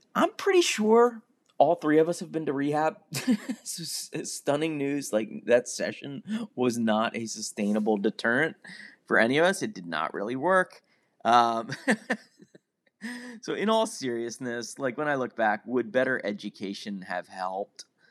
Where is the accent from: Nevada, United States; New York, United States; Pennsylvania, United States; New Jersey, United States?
Pennsylvania, United States; I was a kid growing up in Pennsylvania